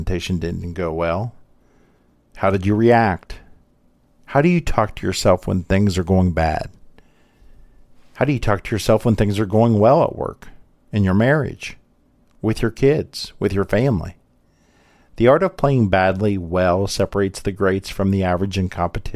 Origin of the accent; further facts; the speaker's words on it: Columbus, Ohio, United States; Having been born and grew up here in Columbus